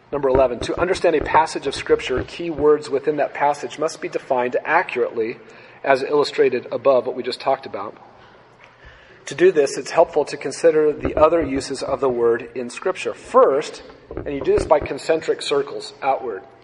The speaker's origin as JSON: {"language": "English", "country": "United States", "said": "growing up in the United States of America"}